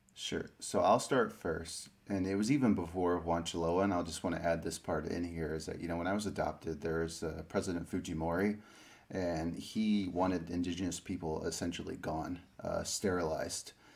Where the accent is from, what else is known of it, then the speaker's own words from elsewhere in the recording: Springfield, Illinois, United States; also born or lived in Peru; I moved to uh, you know Illinois. Grew up in a city called Springfield for a lot of my life.